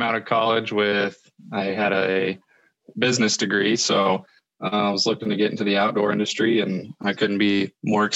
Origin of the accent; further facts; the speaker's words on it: United States; I grew up right around the Missouri.